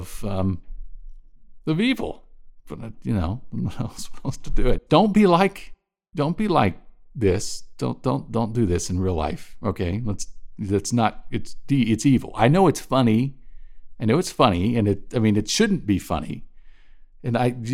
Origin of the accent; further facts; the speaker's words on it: United States; I'm an American.